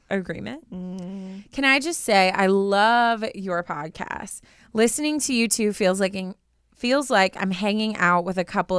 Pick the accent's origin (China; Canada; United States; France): Canada; He's from the UK, and I'm from Canada.